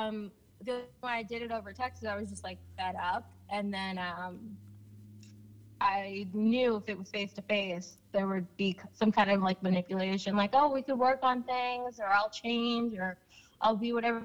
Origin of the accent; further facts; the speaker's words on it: Hamilton, New Jersey, United States; born in Hamilton, New Jersey. Born, never lived anywhere else.